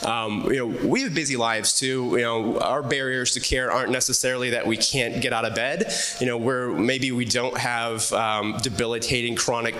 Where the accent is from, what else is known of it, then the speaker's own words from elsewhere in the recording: Anchorage, Alaska, United States; born there; No joke, I was born in Anchorage, Alaska.